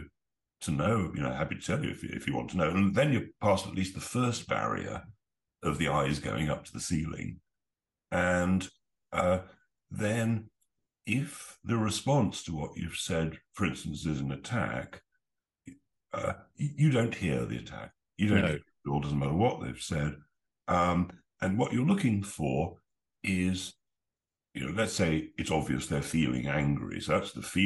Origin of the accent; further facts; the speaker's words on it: England, United Kingdom; as an Englishman